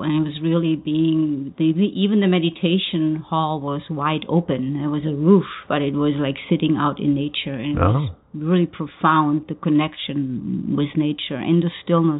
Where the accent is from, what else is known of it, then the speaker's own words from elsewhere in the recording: Germany; English is a second language; So this is not my home. And in the same time, being German, I never really felt quite home even in my own country.